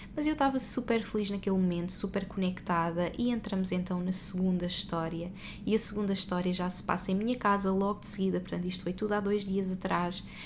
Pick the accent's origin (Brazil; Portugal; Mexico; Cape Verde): Portugal; now in Dubai, United Arab Emirates; nós somos portugueses pelo mundo e neste momento estamos no Dubai, já vivemos em vários países